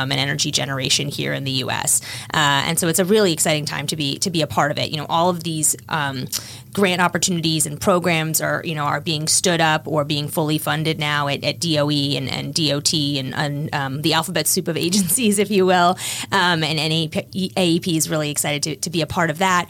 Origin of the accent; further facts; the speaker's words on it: Washington, District of Columbia, United States; I'm from the Washington area, knew I wanted to come back after law school